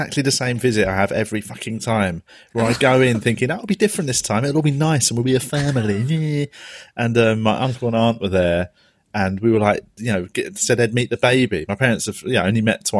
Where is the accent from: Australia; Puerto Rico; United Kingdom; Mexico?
United Kingdom; England; we're English, but we're British